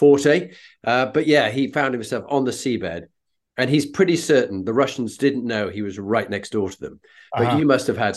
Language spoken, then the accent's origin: English; United Kingdom; as a Brit